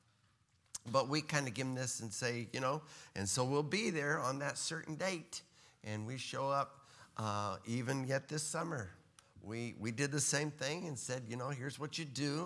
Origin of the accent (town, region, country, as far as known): Texas, United States